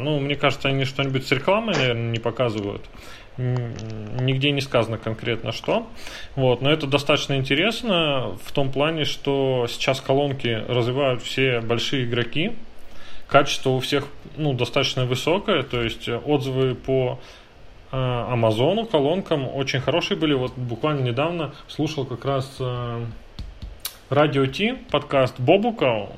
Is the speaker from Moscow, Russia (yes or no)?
no; Saint Petersburg, Russia; Я просто как питерец